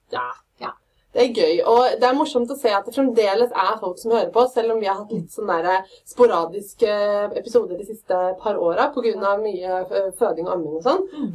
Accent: Fredrikstad, Østfold, Norway; accent: Fredrikstad dialect; Jeg er fra Fredrikstad, masse stolthet Fredrikstad-dialekta, men allmåge sa vi

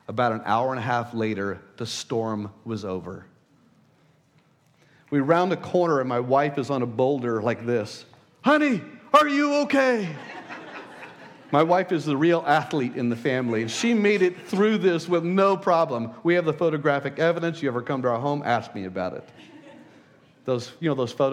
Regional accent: El Paso, Texas, United States; I was born in El Paso, the desert

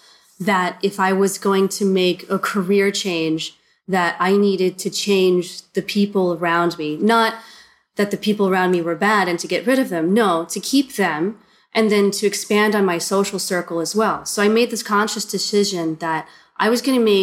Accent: Ohio, United States; moved away as an adult; now in China; My home state's Ohio. Mm-hmm. And I left when I was 18

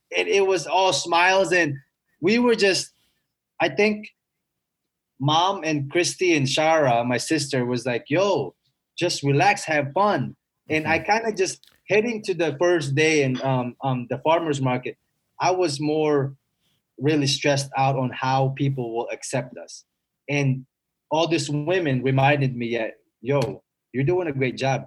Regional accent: Philippines; also born or lived in Eagle Grove, Iowa; now in United States; I was a bad kid when I was growing up in the Philippines

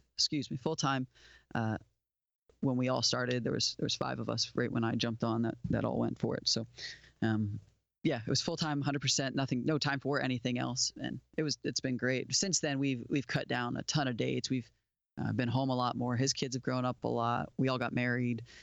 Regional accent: Port St. Lucie, Florida, United States; moved away as an adult; now in Nashville, United States; I grew up in South Florida, down on the southeast coast, a town called Port Saint Lucie.

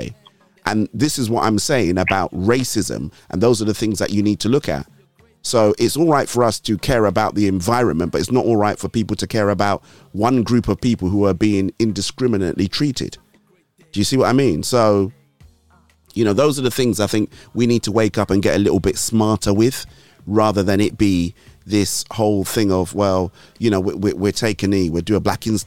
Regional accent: Nigeria; now in United Kingdom; I'm Nigerian

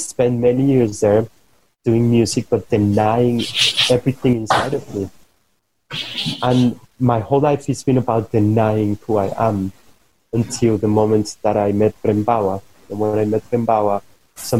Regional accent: Bogotá, Bogotá Capital District, Colombia; I come from Colombia, I come from Bogota, and I had a very specific way of growing up.

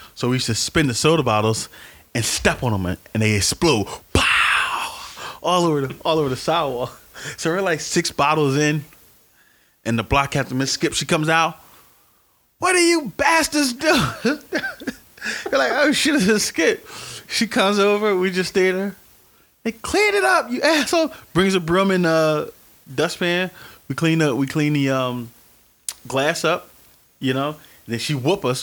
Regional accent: Philadelphia, Pennsylvania, United States; I grew up in North Philadelphia um, until I was about 12, 13.

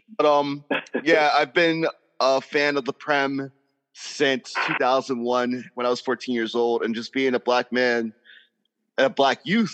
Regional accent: Philadelphia, Pennsylvania, United States; I'm from Philadelphia. I'm from Philly. Like, I'm a Philly guy through and through, but you wouldn't be able to tell unless you really listened for the accent.

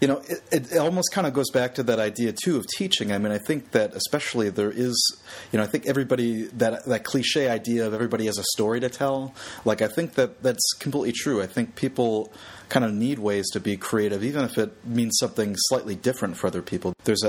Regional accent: Michigan, United States; back to this idea of, you know, growing up outside of Detroit.

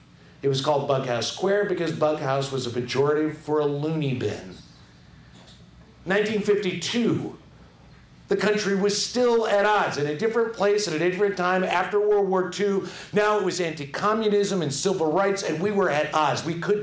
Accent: Chicago, Illinois, United States; I'm from Chicago.

